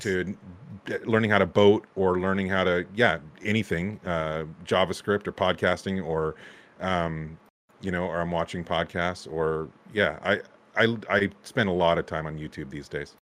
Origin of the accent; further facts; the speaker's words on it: Santa Cruz, California, United States; moved away; I grew up in Santa Cruz